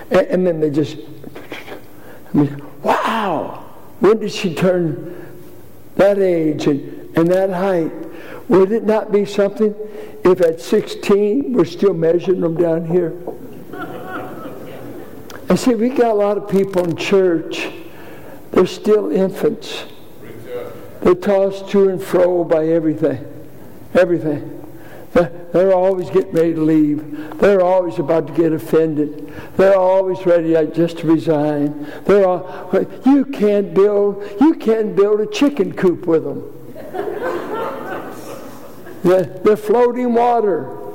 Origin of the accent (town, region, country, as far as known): Richmond, Virginia, United States; born or raised there